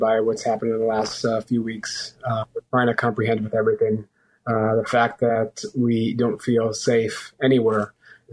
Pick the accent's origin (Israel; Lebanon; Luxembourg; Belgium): Israel; growing up in Israel